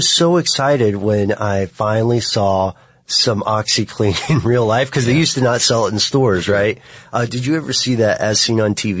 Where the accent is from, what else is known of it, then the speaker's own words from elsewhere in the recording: Nashville, Tennessee, United States; my family comes from East Tennessee, and I was born in Nashville.